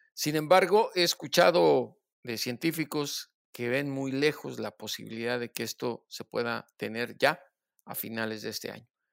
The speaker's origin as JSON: {"language": "Spanish", "country": "Mexico", "said": "lo que somos los mexicanos"}